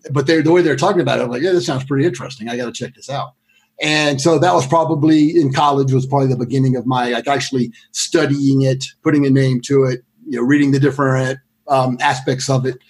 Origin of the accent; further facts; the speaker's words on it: Greensboro, North Carolina, United States; I went back to my hometown of Greensboro. Well, hometown, I moved there in the 9th grade and went to high school there. Closest thing I have to hometown because I moved around a lot growing up.